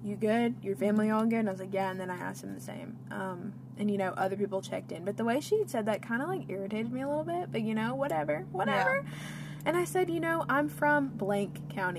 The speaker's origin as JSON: {"language": "English", "town": "Cookeville", "region": "Tennessee", "country": "United States", "tie": "born or raised there", "said": "There is a university in my hometown."}